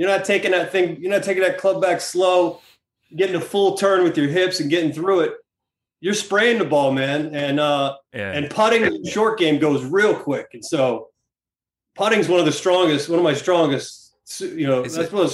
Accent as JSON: {"language": "English", "town": "Peachtree City", "region": "Georgia", "country": "United States", "tie": "born or raised there", "moved": "yes", "said": "I grew up in Atlanta, Georgia, and it's a small town just south of Atlanta called Peachtree City"}